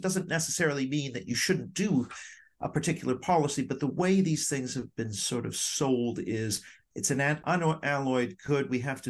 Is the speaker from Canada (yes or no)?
yes; Vancouver, British Columbia, Canada; also born or lived in Hong Kong / Tokyo, Japan; I was born in Hong Kong. My father was with the Canadian embassy out there. And then the next year we were in Tokyo, where I was for 6 years before moving to Vancouver.